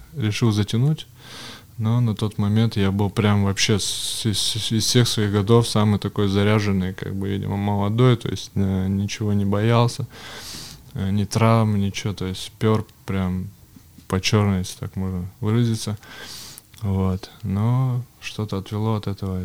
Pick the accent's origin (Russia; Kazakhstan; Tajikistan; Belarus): Russia; Yekaterinburg, Sverdlovsk Oblast; born or raised there; also born or lived in Kamensk-Uralsky